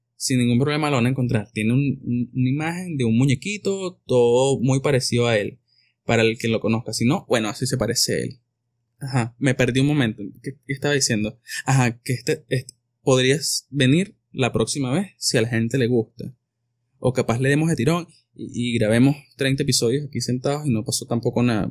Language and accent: Spanish; Venezuela; no hicimos los venezolanos